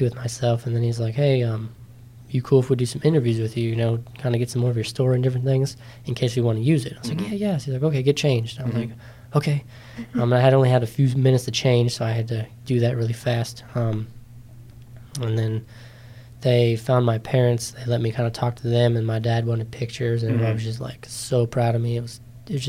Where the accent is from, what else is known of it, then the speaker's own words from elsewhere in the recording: Middletown, Maryland, United States; I'm from Middletown, smaller town, kind of kid